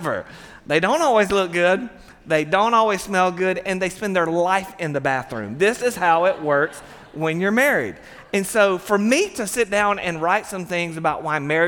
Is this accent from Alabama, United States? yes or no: yes; Satsuma, Alabama, United States; We both, we grew up in Satsuma, Alabama